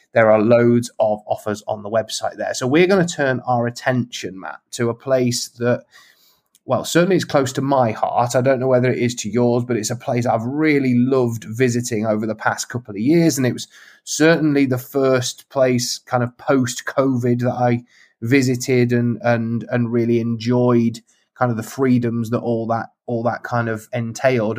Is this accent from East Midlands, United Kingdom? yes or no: yes; Lincolnshire, East Midlands, United Kingdom; when I was a kid growing up in Lincolnshire